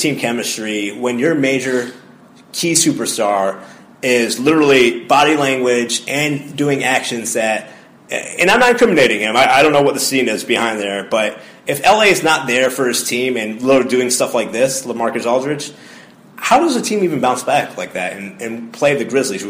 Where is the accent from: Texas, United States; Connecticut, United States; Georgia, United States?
Connecticut, United States; I'm from Connecticut, so that's why.